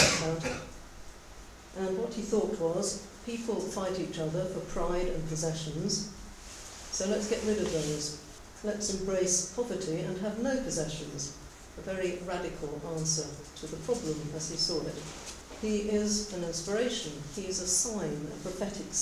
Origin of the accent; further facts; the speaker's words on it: England, United Kingdom; also born or lived in South Africa; as an English Anglican priest ordained in the Antipodes myself, albeit in South Africa